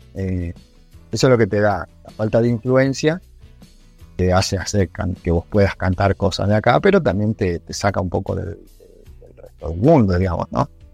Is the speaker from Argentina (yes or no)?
yes; Argentina